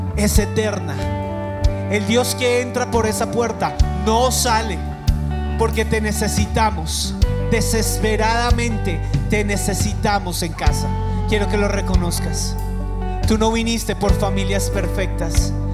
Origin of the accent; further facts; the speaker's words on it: Bogotá, Colombia; Y los que estamos aquí como bogotanos